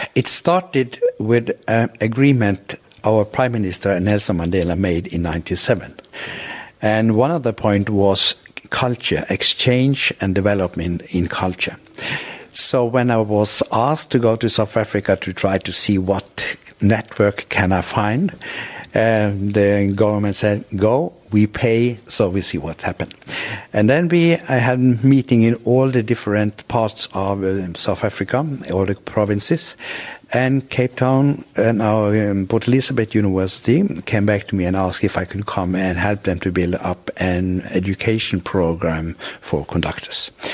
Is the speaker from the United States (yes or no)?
no; Norway